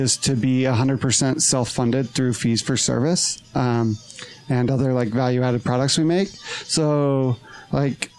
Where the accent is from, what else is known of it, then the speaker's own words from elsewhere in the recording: Kamas, Utah, United States; I'm from Camas. Up in Summit County, super small town.